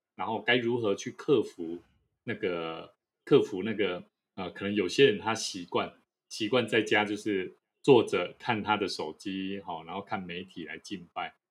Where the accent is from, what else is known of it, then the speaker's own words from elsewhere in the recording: Taiwan; 是台湾的哈，台湾的